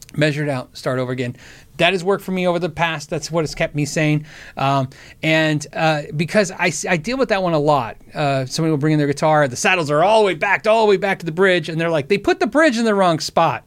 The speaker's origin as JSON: {"language": "English", "town": "Tucson", "region": "Arizona", "country": "United States", "tie": "born or raised there", "said": "I grew up in Tucson, Arizona, Davis Moth Air Force Base"}